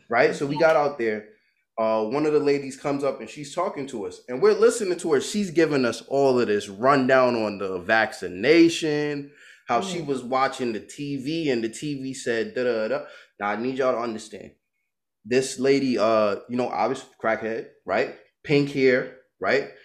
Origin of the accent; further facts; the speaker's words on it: New York, United States; moved away; I'm from Brooklyn. My mom's from Barbados, right? Everybody with me got a Brooklyn mentality